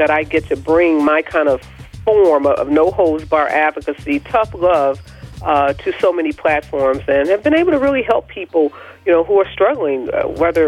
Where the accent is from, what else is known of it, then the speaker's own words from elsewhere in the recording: Midwest, United States; I'm from the Midwest